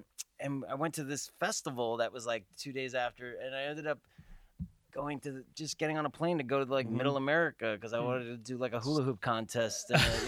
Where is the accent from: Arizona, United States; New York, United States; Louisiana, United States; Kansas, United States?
New York, United States; now in Los Angeles, United States; I grew up in New York.